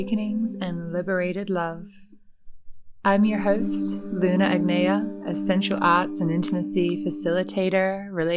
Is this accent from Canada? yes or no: no; Perth, Western Australia, Australia; moved away as an adult; also born or lived in Ireland; I'm coming at you from my hometown in Perth, where I was born